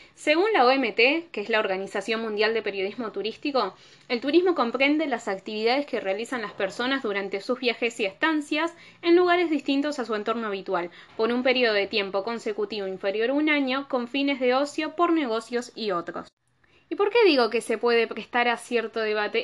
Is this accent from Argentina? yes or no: yes; Argentina; Soy de Argentina